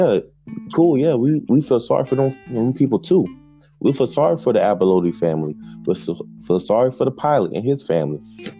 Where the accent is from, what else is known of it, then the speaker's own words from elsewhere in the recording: Augusta, Georgia, United States; also born or lived in Jacksonville; But me, growing up in Jacksonville and growing up in Augusta, Georgia